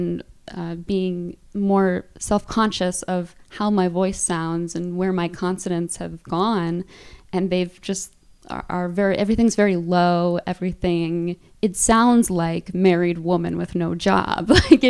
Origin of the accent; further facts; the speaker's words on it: Midwest, United States; also born or lived in Virginia; because I went to college in Virginia, and that significantly impacted the way I talk. But because I grew up largely in the Midwest, that is sort of my center.